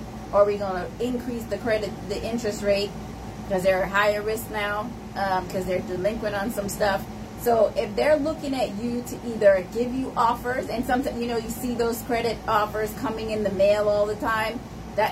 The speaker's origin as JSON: {"language": "English", "country": "Jamaica", "moved": "yes", "lives_now": "United States", "said": "a lot of us who are immigrants, I'm Jamaican"}